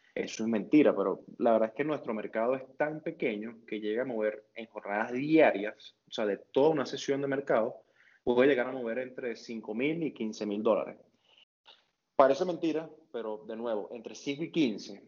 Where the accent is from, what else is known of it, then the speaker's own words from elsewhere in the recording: Maturín, Monagas, Venezuela; now in Caracas, Venezuela; Yo vivo en Caracas, pero yo no soy de Caracas, Nico, yo soy de Maturín